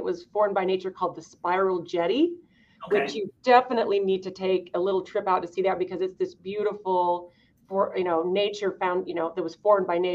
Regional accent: Idaho, United States; I grew up in Idaho

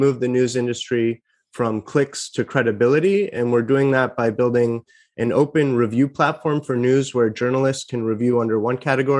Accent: Larkspur, California, United States; I'm from the Bay Area. So right now I'm talking to you about 10 minutes north of the Golden Gate Bridge, which is the town of Larkspur, where I grew up.

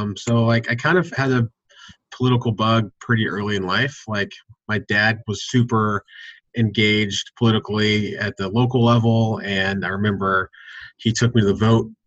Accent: Austin, Texas, United States; moved away; Ended up working at City Hall for a city council member back in my hometown of Austin

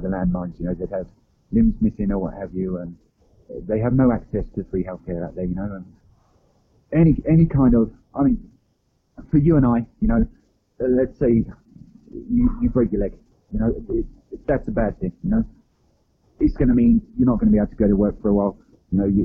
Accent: England, United Kingdom; I'm from England

